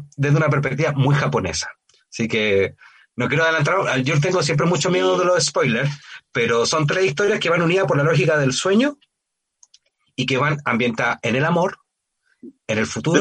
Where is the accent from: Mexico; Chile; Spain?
Chile; somos los chilenos y las chilenas